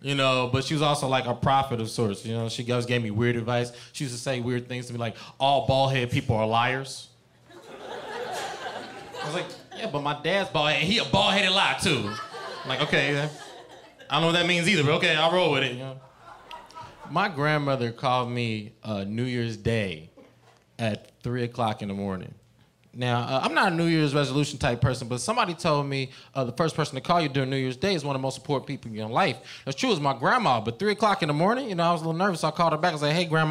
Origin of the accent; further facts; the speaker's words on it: Cincinnati, Ohio, United States; now in California, United States; I'm from Cincinnati